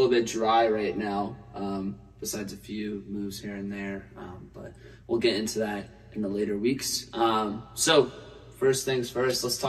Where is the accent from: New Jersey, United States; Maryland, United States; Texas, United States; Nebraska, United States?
New Jersey, United States; Ocean City; I'm from Ocean City, New Jersey.